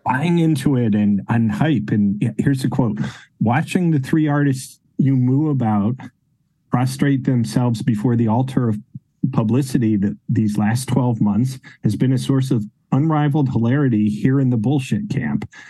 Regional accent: Connecticut, United States; growing up in Connecticut

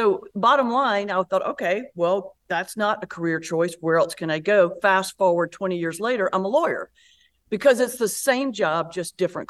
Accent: North Carolina, United States; Yes, you did pick up on an accent. I'm from North Carolina originally.

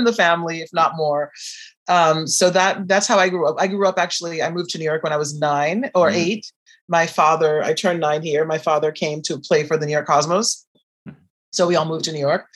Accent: Brazil; I am from Brazil

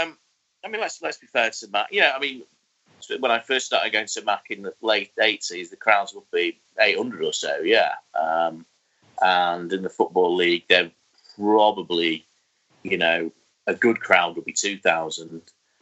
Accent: London, United Kingdom; accent: cockney; call me a cockney wanker. And then when I pointed out that I was from that, and he actually heard my accent, he apologised

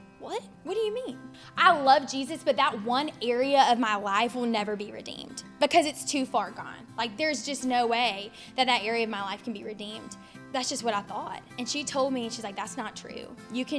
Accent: Ocean Springs, Mississippi, United States; moved away as an adult; also born or lived in Oxford, Mississippi; now in Jackson, United States; I'm from Ocean Springs, Mississippi.

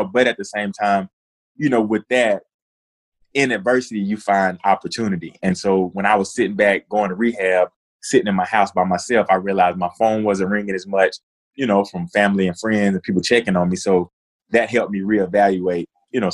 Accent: Cartersville, Georgia, United States; moved away as an adult; I grew up in Northwest Georgia in a small town, Cartersville.

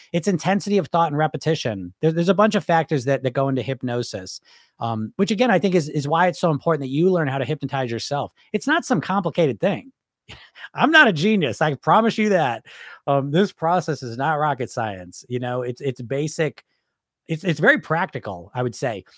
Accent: United States; I'm from America

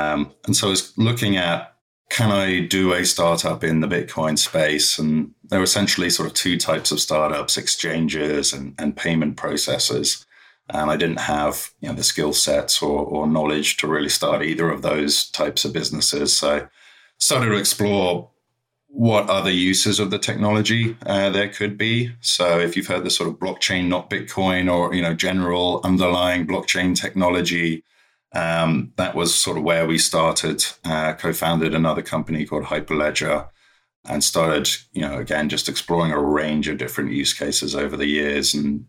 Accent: London, United Kingdom; moved away as an adult; So I'm from London originally and ended up moving to Beijing

